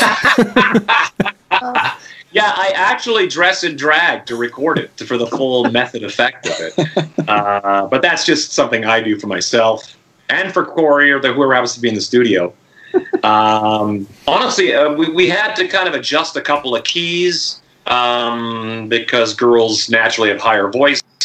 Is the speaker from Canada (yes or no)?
yes; Saskatchewan, Canada; I'm from Saskatchewan